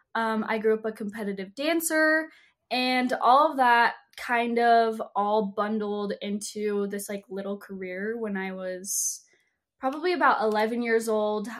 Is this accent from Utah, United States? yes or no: yes; Salt Lake City, Utah, United States; I was born and raised in Salt Lake City, Utah